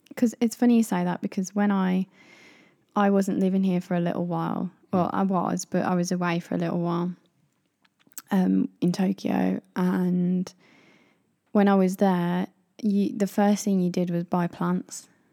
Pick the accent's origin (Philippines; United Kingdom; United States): United Kingdom; moved away; as British people